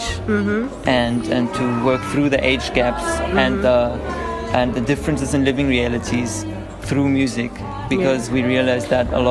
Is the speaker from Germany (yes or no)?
yes; Berlin, Germany; moved away as an adult; now in Cape Town, South Africa; I was born and raised in Berlin in Germany